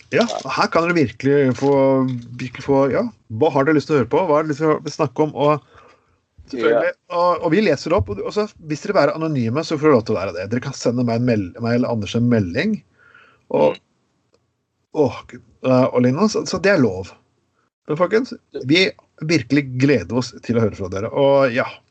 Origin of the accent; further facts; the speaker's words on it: Skien, Telemark, Norway; moved away; jeg kom fra Skien